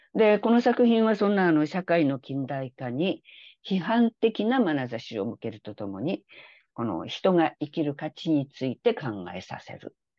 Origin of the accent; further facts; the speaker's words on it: Japan; also born or lived in South Korea; 日本人で韓国からすると外国人